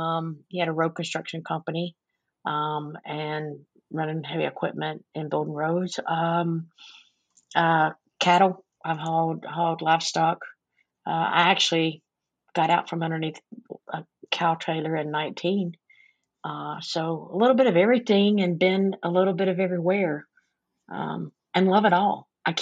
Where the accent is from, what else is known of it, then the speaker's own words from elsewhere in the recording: Blue Ridge Mountains of North Carolina, United States; I'm from the Blue Ridge Mountains of North Carolina, right on the Tennessee-North Carolina line.